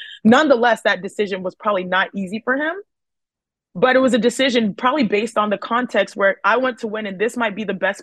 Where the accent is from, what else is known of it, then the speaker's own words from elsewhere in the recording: Houston, Texas, United States; as children growing up in Houston, Texas